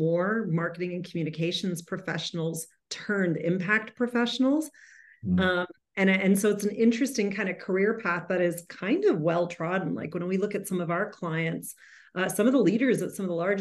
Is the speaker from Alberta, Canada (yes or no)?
yes; Calgary, Alberta, Canada; I am born and raised in Calgary